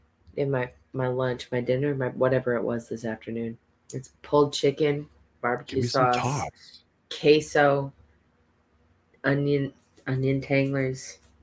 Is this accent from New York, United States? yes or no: yes; New York, United States; we're from New York